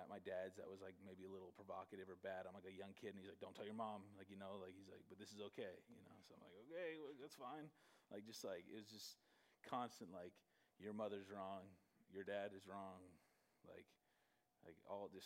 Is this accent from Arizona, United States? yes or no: yes; Gilbert, Arizona, United States; also born or lived in Canada / Michigan; I grew up here in Arizona. In Gilbert, I moved to Gilbert when I was 7